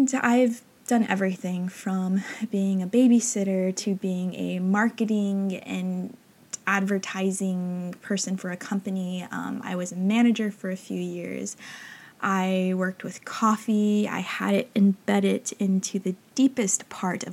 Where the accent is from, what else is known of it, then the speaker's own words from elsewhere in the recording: Northern California, United States; moved away as an adult; now in Los Angeles, United States; growing up in a small town in Northern California